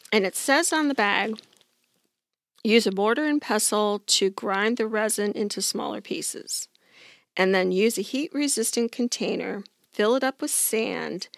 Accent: Detroit, Michigan, United States; I'm from Detroit

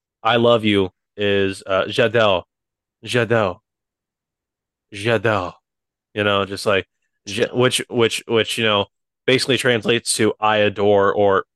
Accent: Midwest, United States; accent: Midwestern

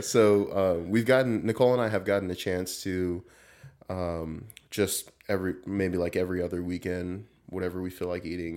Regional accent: Southern California, United States; moved away as an adult; I grew up in Southern California.

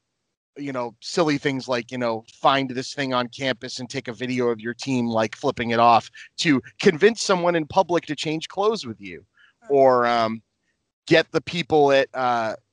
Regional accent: Lynn, Massachusetts, United States; My Spanish is totally from growing up in Lynn, which is one of the most diverse

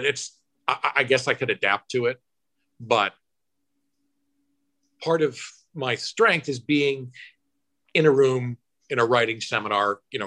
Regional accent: Rotterdam, New York, United States; I'm from Rotterdam

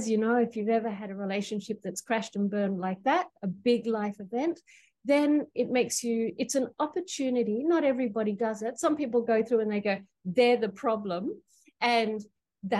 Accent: Australia; now in Queensland, Australia; I'm calling from Gubbi Gubbi Country in Queensland. So as you can tell, I am from down under.

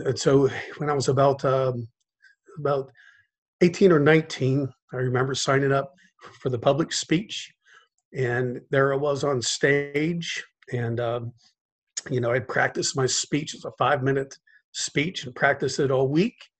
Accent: Cincinnati, Ohio, United States; now in South Florida, United States; I grew up in Cincinnati, Ohio

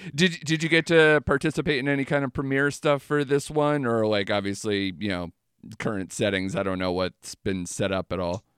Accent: Connecticut, United States; I'm from Connecticut

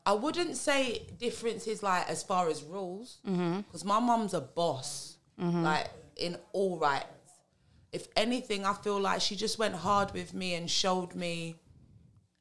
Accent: Yorkshire and the Humber, United Kingdom; also born or lived in East London; now in London, United Kingdom; I'm from London. I grew up in Yorkshire, but I was born in East London. I now live back in London

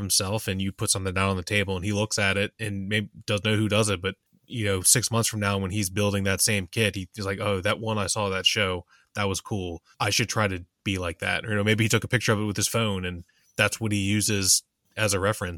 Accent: United States; as an American

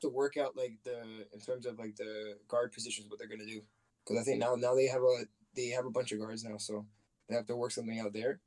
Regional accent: Canada; we're both Canadian, all of us Canadian

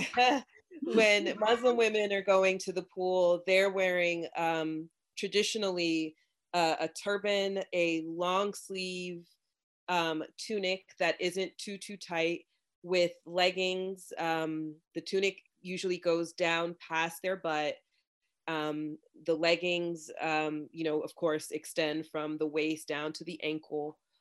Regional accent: Florida, United States; I am from Florida, and my family is Jamaican, and I I did grow up in the sun

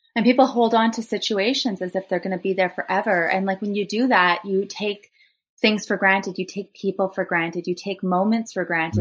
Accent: Thunder Bay, Ontario, Canada; I'm from Thunder Bay.

